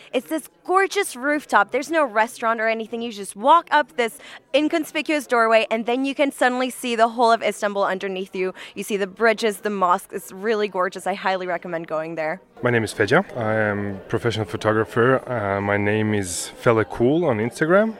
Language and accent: English; Maine, United States; I'm from Maine in the United States.